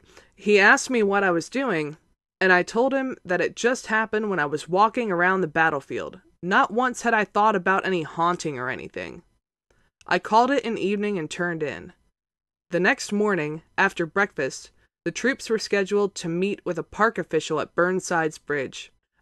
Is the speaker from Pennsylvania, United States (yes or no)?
yes; Gettysburg, Pennsylvania, United States; I grew up outside of Gettysburg, so ghost stories about Antietam didn't bother me at all.